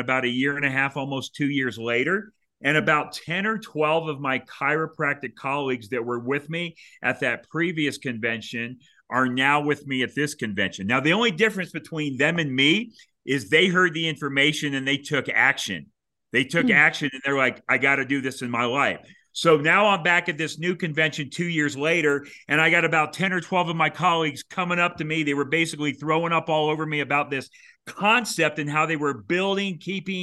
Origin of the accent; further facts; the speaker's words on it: Florida, United States; moved away; also born or lived in Kansas City, Missouri; the state of Florida, that is actually where I was raised